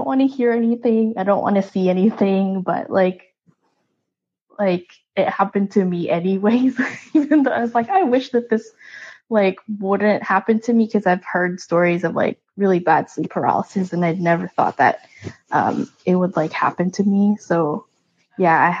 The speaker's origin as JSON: {"language": "English", "country": "Philippines", "tie": "born or raised there", "moved": "yes", "said": "I grew up in the Philippines"}